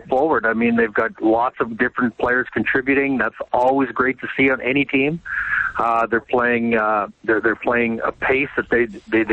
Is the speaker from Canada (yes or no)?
yes; Western Canada, Canada; moved away; I'm from Western Canada. It's my roots.